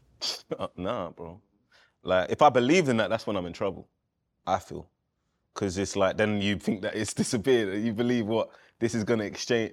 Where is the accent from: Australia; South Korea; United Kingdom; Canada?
United Kingdom; England; being a kid in England.